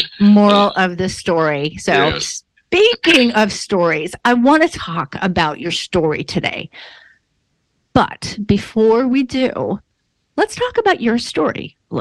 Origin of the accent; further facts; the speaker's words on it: Buffalo, New York, United States; I'm from Western New York near Buffalo